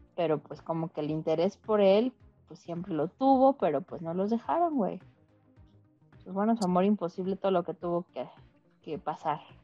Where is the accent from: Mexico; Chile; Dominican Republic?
Mexico